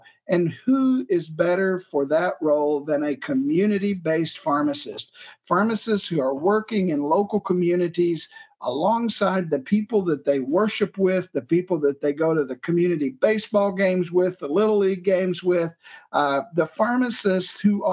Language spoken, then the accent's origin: English; Johnson County, Illinois, United States; I was born and raised in Johnson County, Illinois, a small rural county in the southern tip of Illinois